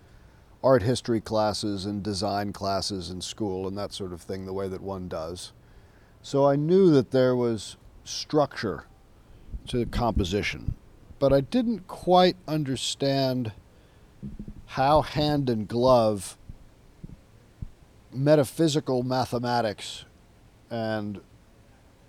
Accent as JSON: {"language": "English", "town": "New York City", "region": "New York", "country": "United States", "tie": "born or raised there", "moved": "as an adult", "lives_now": "New Orleans, United States", "said": "I was born and raised in New York City, and I knew I didn't want to live in New York."}